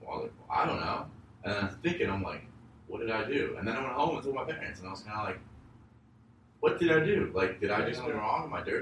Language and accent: English; Phoenix, Arizona, United States; We grew up in Arizona, Phoenix